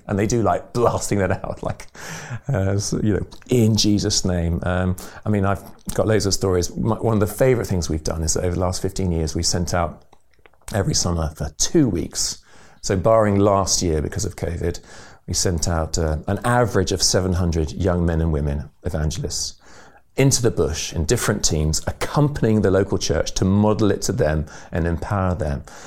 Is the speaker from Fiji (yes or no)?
no; England, United Kingdom; moved away as an adult; also born or lived in Burundi; speaking as English people